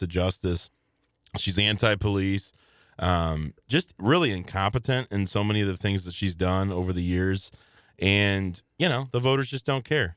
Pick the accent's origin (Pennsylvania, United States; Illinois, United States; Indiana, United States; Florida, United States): Illinois, United States; Belleville; Belleville, my, my hometown